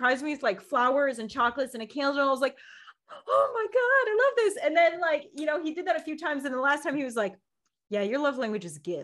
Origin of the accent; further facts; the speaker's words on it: Midwest, United States; I grew up in the Midwest